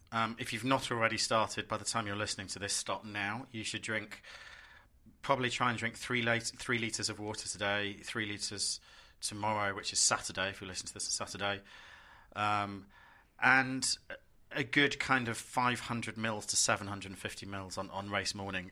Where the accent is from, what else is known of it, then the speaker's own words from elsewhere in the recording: London, United Kingdom; I'm a Londoner